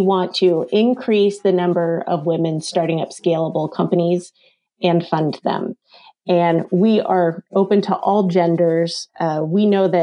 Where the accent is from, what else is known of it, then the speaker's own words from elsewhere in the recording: East Coast, United States; moved away as an adult; also born or lived in Santa Barbara, California; now in Indiana, United States; So I am from the East Coast, and then after I graduated from Penn State University, moved out to Santa Barbara, California